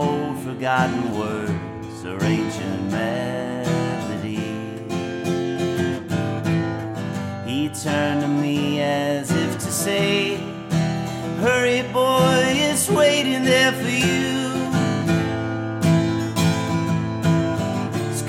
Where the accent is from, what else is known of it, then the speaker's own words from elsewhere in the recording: the South, United States; in the South, we say gonna instead of going to.